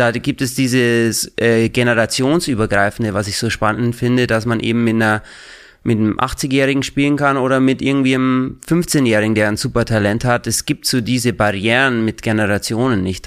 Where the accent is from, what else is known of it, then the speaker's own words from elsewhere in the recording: Regensburg, Bavaria, Germany; moved away as an adult; now in New York City, United States; ich komme aus Bayern, aus äh, der Nähe von Regensburg, äh, Oberpfalz